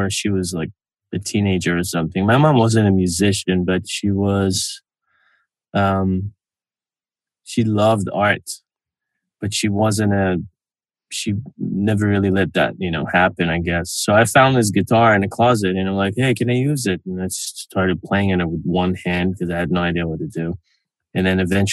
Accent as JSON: {"language": "English", "country": "Israel", "tie": "born or raised there", "moved": "yes", "lives_now": "Los Angeles, United States", "said": "I was born in Israel"}